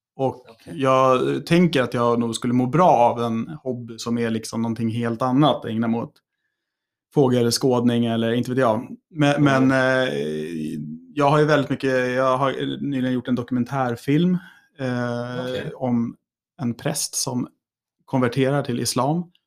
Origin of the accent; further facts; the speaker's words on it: Älmsta, Stockholm County, Sweden; när jag var yngre, så när jag var i Älmstad så kände jag mig nog väldigt mycket som kanske en stockholmare